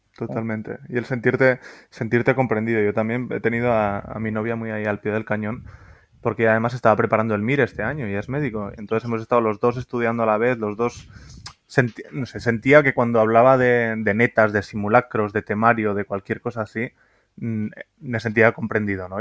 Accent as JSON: {"language": "Spanish", "town": "Pamplona", "region": "Navarre", "country": "Spain", "also_born_or_lived": "Madrid", "moved": "as an adult", "said": "yo soy de Pamplona, pero me, fui a Madrid"}